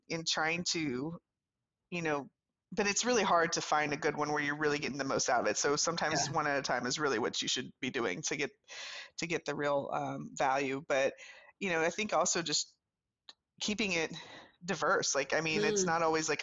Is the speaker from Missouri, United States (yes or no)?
no; South Louisiana, United States; moved away as an adult; also born or lived in New York City / Virginia; I'm from the deep south. I'm from South Louisiana.